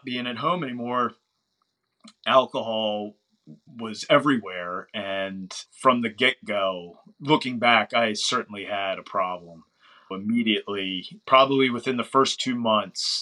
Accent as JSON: {"language": "English", "area": "outside of Baltimore", "region": "Maryland", "country": "United States", "tie": "born or raised there", "said": "We grew up probably like 30, 45 minutes outside of Baltimore."}